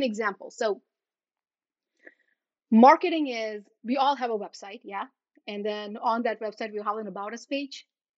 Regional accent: India; when I'm looking at my photos of me growing up in India, I am not smiling big or laughing loud.

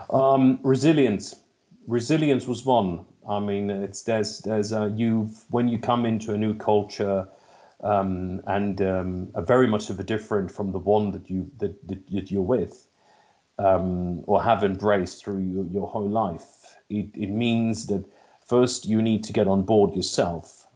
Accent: Helsinki, Uusimaa, Finland; also born or lived in London / China; now in Espoo, Finland; born and raised in, in Finland, born in Helsinki

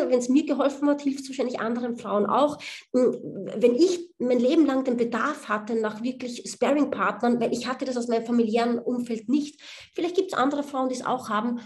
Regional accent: Austria; moved away as an adult; also born or lived in United States; now in Berlin, Germany; man hört es mir an, ich bin Österreicherin

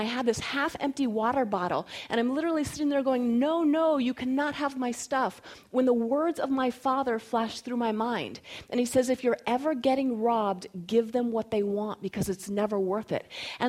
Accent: North Carolina, United States; also born or lived in Florida / Colorado; even though I was born in Florida and grew up in North Carolina and primarily spent my formative years in Colorado

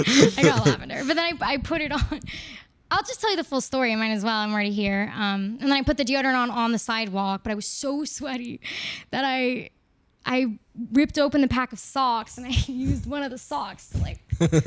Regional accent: Sacramento, California, United States; also born or lived in Los Angeles; I'm from California

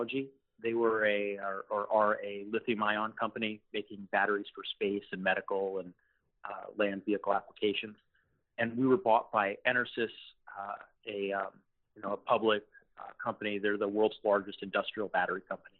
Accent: Los Angeles, California, United States; I'm originally from Los Angeles

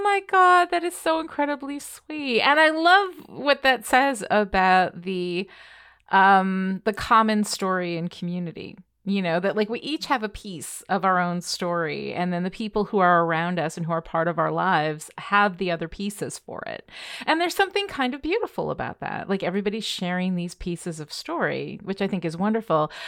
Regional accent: Red Hook, New York, United States; I grew up in Red Hook, which is where Bard is

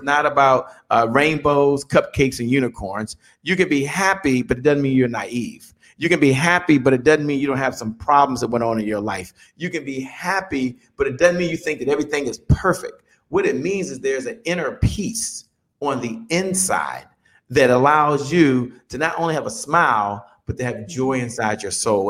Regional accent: Dale City, Virginia, United States; I grew up in Dale City, Virginia, in Washington, D.C.

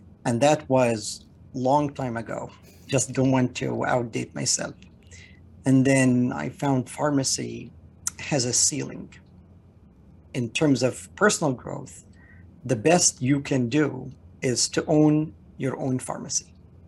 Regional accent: Canada; moved away as an adult; now in United States; I'm Canadian

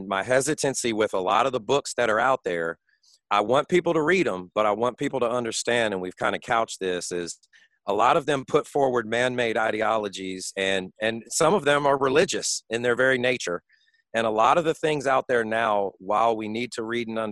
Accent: Washington, District of Columbia, United States; now in Birmingham, United States; I grew up in Washington, D.C., Chocolate City. I was one of the few white kids in my neighborhood

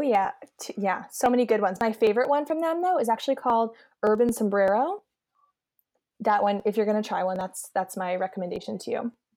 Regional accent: Eastern Pennsylvania, United States; also born or lived in Baltimore, Maryland; now in Midwest, United States; I'm from Eastern Pennsylvania

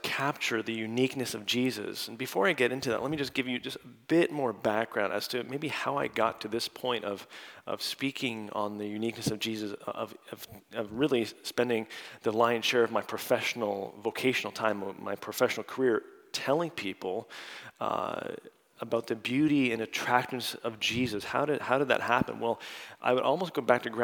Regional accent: Canada; now in United States; I'm from Canada, but now I'm dual as of last summer

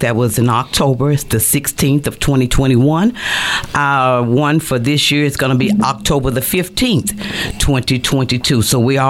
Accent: Louisiana, United States; moved away; I'm from Louisiana.

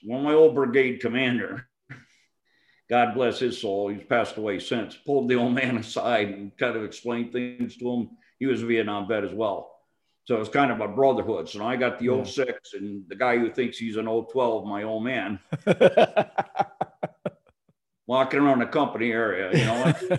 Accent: New England, United States; Well, I grew up in New England. I was willing to go back to there because I was the closest to home

